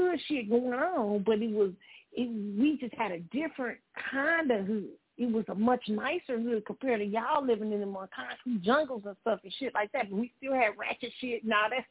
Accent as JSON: {"language": "English", "town": "Kansas City", "country": "United States", "tie": "born or raised there", "said": "in Kansas City, when you grew up in the Midwest"}